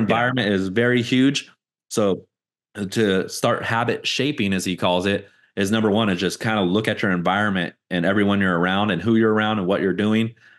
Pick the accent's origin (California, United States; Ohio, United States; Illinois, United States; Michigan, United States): California, United States; Fontana; moved away as an adult; I moved out of my hometown, Fontana, you know, twenty eighteen